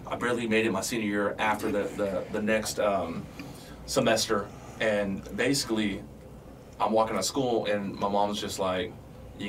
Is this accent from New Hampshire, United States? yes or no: no; San Diego, California, United States; I grew up in San Diego on the West Coast